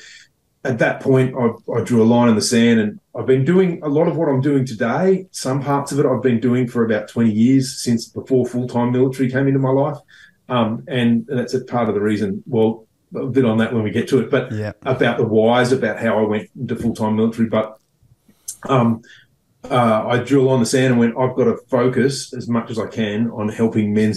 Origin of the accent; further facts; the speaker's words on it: Sydney, New South Wales, Australia; I grew up in Epping, in North Sydney